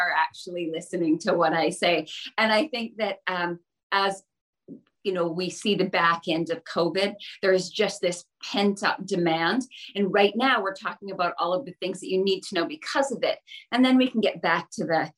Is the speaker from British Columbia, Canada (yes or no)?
yes; the Valley, British Columbia, Canada; now in Vancouver, Canada; I'm a BC gal. So I grew up in the Valley. I now live in Vancouver.